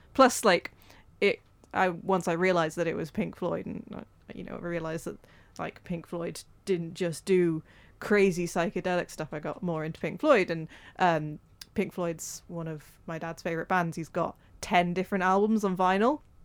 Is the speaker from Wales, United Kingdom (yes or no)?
yes; Wales, United Kingdom; we're Welsh